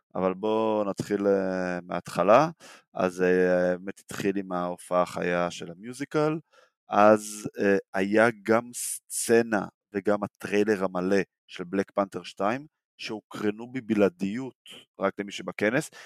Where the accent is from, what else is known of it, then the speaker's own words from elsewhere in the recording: Israel; בתור ישראלים